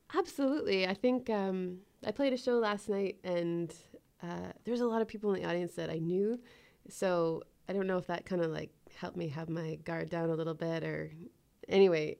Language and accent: English; Ottawa, Ontario, Canada; moved away as an adult; now in Canmore, Canada; I moved from Ottawa about three years ago